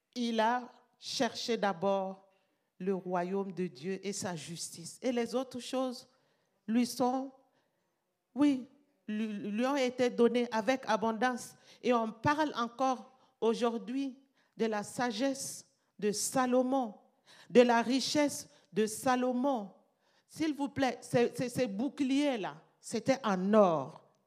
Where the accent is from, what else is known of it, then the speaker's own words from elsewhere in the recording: Burkina Faso; chez nous, au Burkina